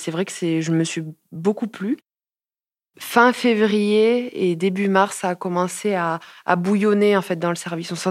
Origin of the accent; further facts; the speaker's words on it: Montpellier, Occitania, France; Je suis de Montpellier depuis toujours. Je suis née à Montpellier.